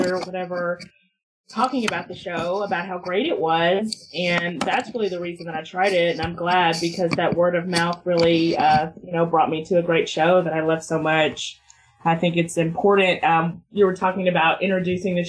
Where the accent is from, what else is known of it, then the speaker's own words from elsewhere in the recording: United States; I'm an American